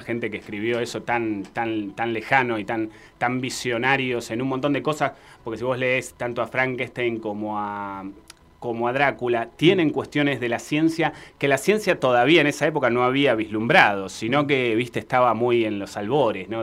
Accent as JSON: {"language": "Spanish", "country": "Argentina", "said": "nosotros como argentinos"}